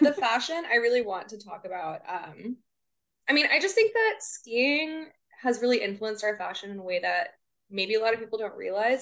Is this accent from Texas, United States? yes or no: yes; Corpus Christi, Texas, United States; it's my hometown.